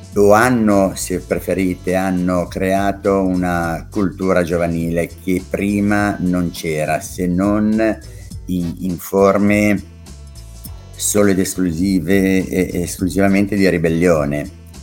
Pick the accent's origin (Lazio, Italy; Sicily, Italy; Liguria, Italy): Liguria, Italy; Genoa; io sono eh, nato a Rivarolo, ma per sbaglio, e a, al Celesia, perché i miei abitavano là, ma sono di Piazza Paolo da Novi